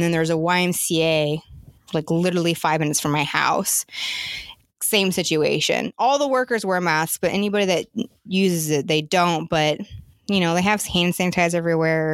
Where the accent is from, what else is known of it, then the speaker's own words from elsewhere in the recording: Oregon, United States; now in South Carolina, United States; I'm from the Northwest. You know, I grew up in Oregon